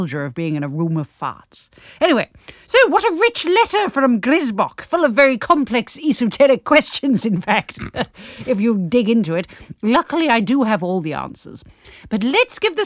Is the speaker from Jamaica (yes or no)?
no; England, United Kingdom; We're English